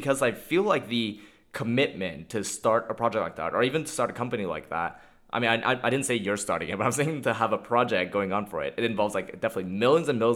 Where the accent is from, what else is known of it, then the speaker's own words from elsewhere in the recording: Montreal, Quebec, Canada; I'm from Montreal.